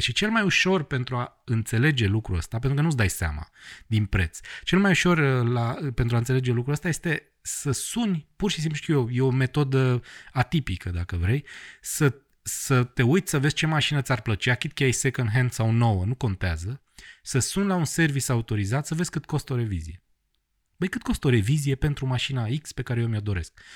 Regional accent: Bistrița, Bistrița-Năsăud, Romania; moved away; Am lucrat la radio, la Bistrița, la mine, în orașul natal, timp de o vară

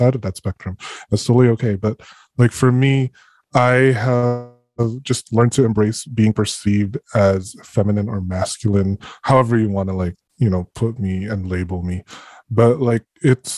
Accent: Philippines; now in North America; being born and raised in the Philippines

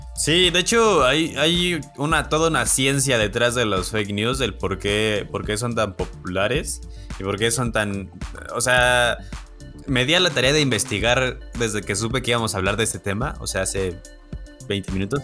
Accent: Celaya, Guanajuato, Mexico; Yo soy de Celaya, Celaya, Guanajuato

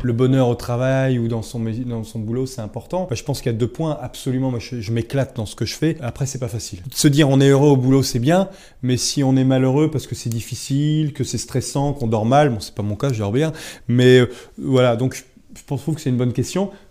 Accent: Brest, Brittany, France; also born or lived in England; moi je suis né à Brest

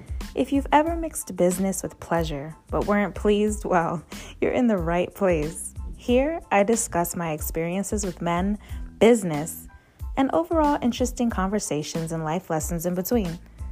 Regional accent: Beverly Hills, California, United States; You guys, I am from Beverly Hills. Let me stop acting like I can relate to hood stuff.

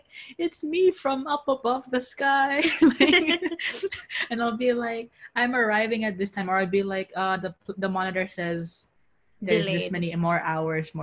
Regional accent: Philippines; now in United States; I was flying home from America to Philippines.

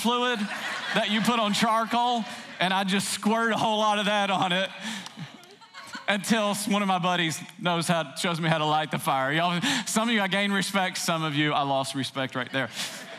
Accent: Tennessee, United States; I grew up in Tennessee

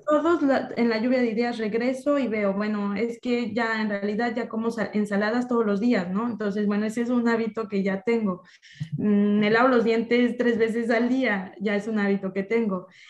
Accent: Mexico; culturalmente como mexicana, el emprendimiento es algo que se nos inculca desde niños

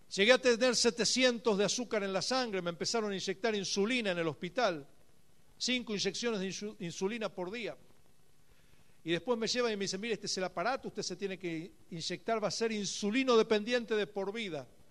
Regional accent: Buenos Aires, Argentina; moved away as an adult; now in Beersheba, Israel; en una ciudad cercana de Buenos Aires, donde yo nací

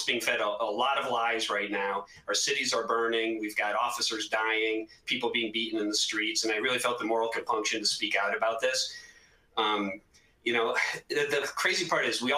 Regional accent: Northeast, United States; I'm from the Northeast

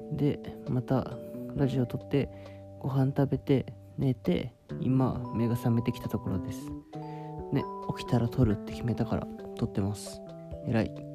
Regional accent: Shizuoka, Japan; moved away; 自分が静岡出身で

